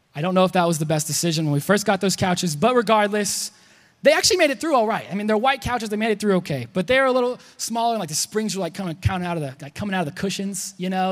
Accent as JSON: {"language": "English", "region": "Texas", "country": "United States", "said": "I'm Texan"}